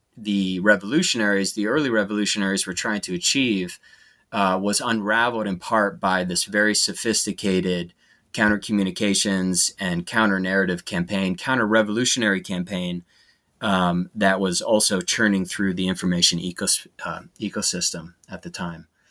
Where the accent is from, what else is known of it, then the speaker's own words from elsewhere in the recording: United States; as an American.